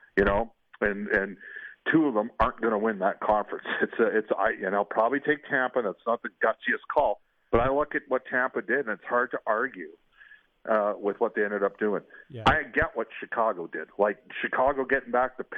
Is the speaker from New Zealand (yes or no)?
no; Edmonton, Alberta, Canada; I grew up in Edmonton